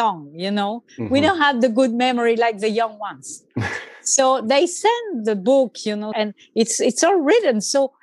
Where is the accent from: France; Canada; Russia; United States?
France; English is a second language; moved away; I grew up in France